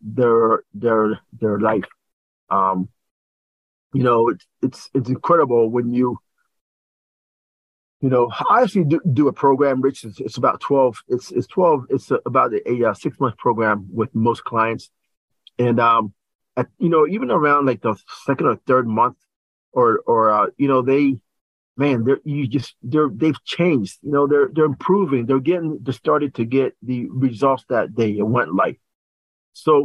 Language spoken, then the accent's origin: English; Lower Delaware, United States; now in Delaware County, United States; I was raised in Lower Delaware